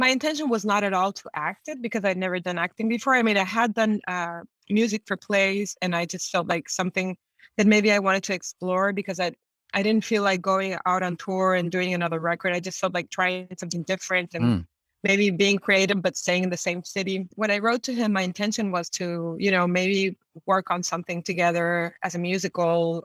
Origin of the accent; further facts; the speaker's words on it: Tijuana, Baja California, Mexico; moved away as an adult; also born or lived in San Diego, California, United States / Mexico City, Mexico; now in Buenos Aires, Argentina; I grew up in Tijuana, and I grew up in San Diego in California